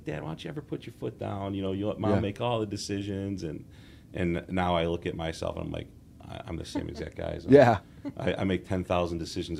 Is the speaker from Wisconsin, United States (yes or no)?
no; Wheaton, Illinois, United States; now in Lombard, United States; I am from the area. I'm from Wheaton. My parents still live in the house I grew up at, and I live in Lombard now, about 10 minutes away from them.